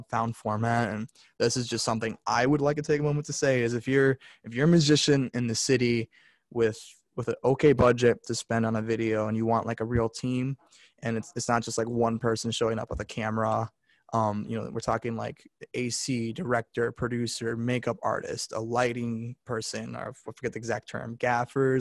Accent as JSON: {"language": "English", "town": "Park Ridge", "region": "Illinois", "country": "United States", "tie": "born or raised there", "moved": "as an adult", "said": "I went to high school in actually Illinois"}